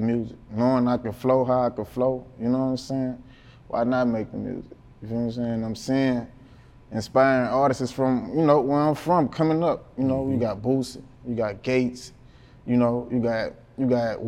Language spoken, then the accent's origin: English; Baton Rouge, Louisiana, United States; North Baton Rouge. I'm from Banks, okay. College Banks.